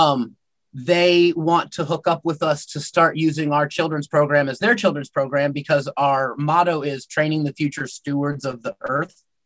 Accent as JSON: {"language": "English", "country": "United States", "said": "I'm technically Métis, but I'm American"}